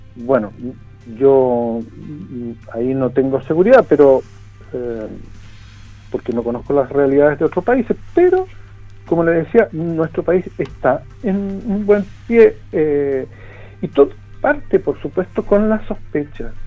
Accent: Chile; como chilenos tenemos una concepción del riesgo

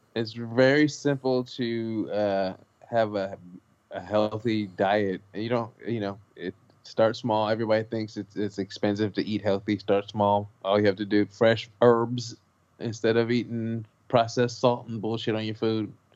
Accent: Los Angeles, California, United States; I grew up on McDonald's. I'm from South Central Los Angeles.

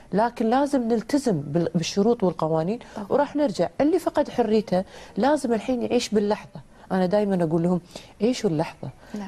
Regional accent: Kuwait; بلدنا الكويت

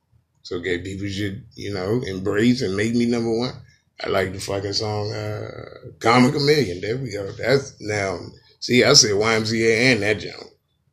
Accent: New York, United States; I'm angry and I'm from New York anyway.

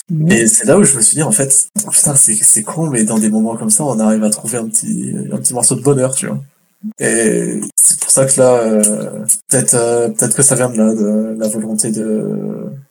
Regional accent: France; now in Canada; à la base je suis français, euh, j'ai grandi en France, ça fait que neuf mois que je suis au Québec.

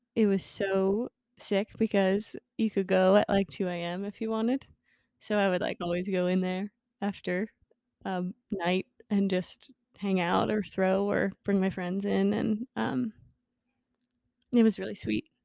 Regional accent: New Jersey, United States; I joined a studio in my hometown in New Jersey, um, Madison Mud

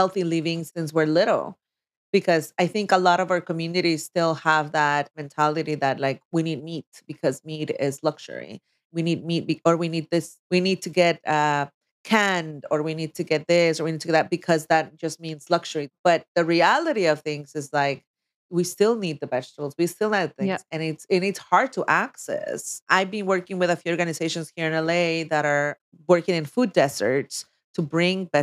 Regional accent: Oaxaca, Mexico; moved away; when I was growing up in Oaxaca

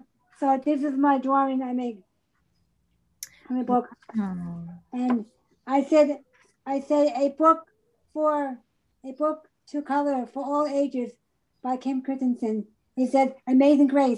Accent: Long Island, New York, United States; moved away; I'm from Long Island, New York.

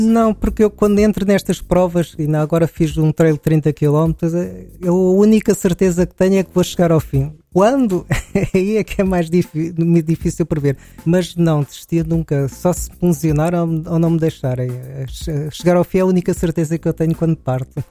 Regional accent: Queluz, Lisbon, Portugal; also born or lived in Amadora / Massamá; Eu nasci na Amadora, mas estive lá pouco tempo. Aos três meses mudei-me para Queluz, eh, e depois fiz o, o meu percurso todo a partir daí

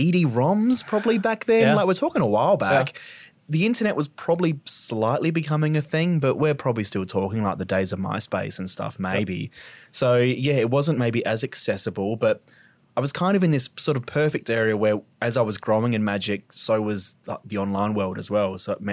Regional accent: Glenelg, South Australia, Australia; Yeah, Adelaide boy. So I grew up in Glenelg. So yep. I went to Glenelg Primary and then went to Brighton Secondary as a kid. So always been a local, grew up in Adelaide.

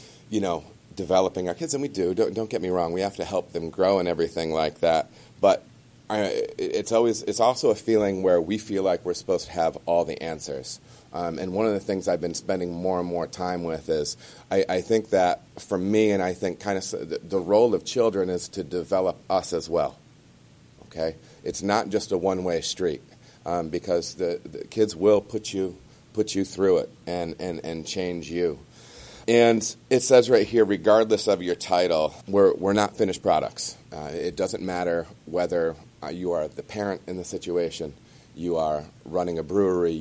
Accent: Michigan, United States; moved away as an adult; now in Cincinnati, United States; I was born and raised in Michigan, lived there my entire life

